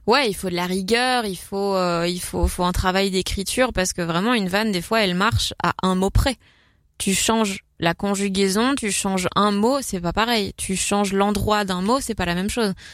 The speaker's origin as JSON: {"language": "French", "country": "Belgium", "said": "l'influence du flamand euh, chez nous"}